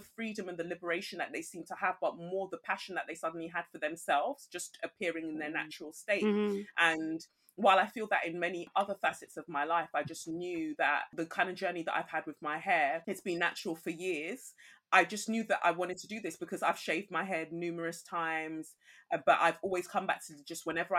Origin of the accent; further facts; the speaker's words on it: Nigeria; But I do feel like I'm more aligned, I guess, to saying that I'm just Nigerian and everything else is just a mess.